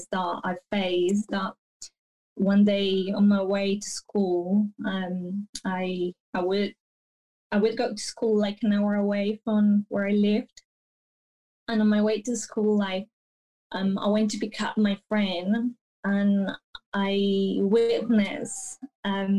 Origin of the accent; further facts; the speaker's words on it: Bello, Antioquia, Colombia; also born or lived in Medellín; I grew up like half an hour away from Medellin in this town called Bello